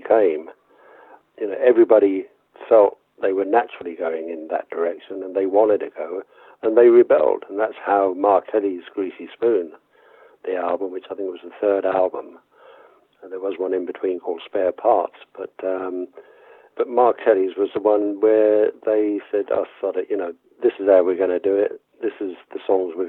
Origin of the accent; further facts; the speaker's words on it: Basingstoke, South East England, United Kingdom; I used to play in folk and blues clubs in Basingstoke, in my hometown, when I was a teenager